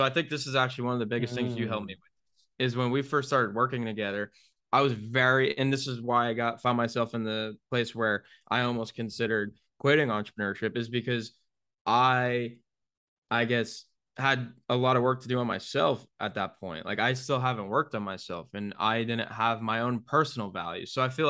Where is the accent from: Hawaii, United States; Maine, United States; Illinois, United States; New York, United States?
New York, United States; now in Tampa, United States; moving out of my childhood home in my hometown in upstate New York down to Tampa, Florida